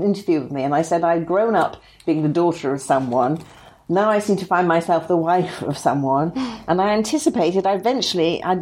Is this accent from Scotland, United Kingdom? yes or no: no; Liverpool, North West England, United Kingdom; I was brought up in Liverpool, in an ordinary working class family there.